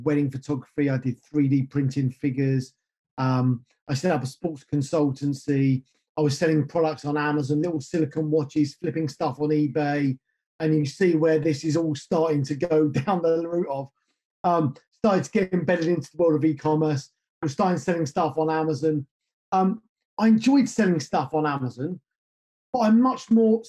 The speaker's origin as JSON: {"language": "English", "country": "United Kingdom", "tie": "born or raised there", "said": "I grew up just north of London"}